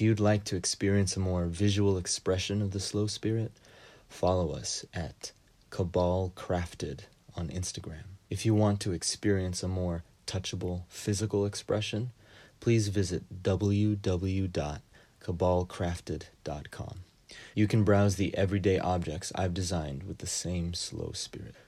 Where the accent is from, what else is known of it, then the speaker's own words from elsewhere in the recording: United States; as a Filipino-Japanese immigrant who grew up and is working in the U S